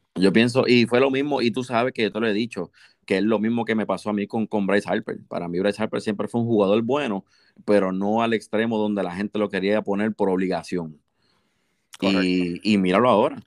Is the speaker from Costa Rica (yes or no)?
no; Puerto Rico; somos puertorriqueños